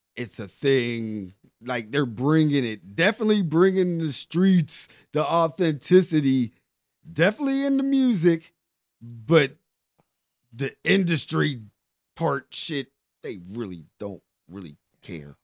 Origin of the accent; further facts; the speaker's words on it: Pittsburgh, Pennsylvania, United States; I come from Larmer